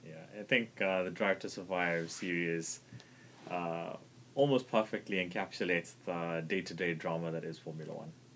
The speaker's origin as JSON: {"language": "English", "country": "South Africa", "said": "being South African"}